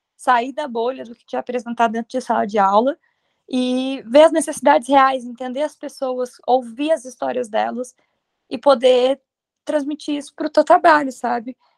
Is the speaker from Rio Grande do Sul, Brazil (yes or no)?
no; Aracruz, Espírito Santo, Brazil; now in São Paulo, Brazil; Sou do Espírito Santo, de Aracruz, a cidade onde vai acontecer o encontro